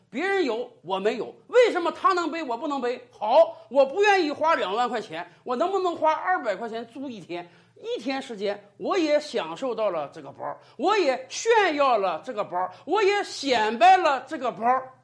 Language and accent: Chinese; China; 我们中国人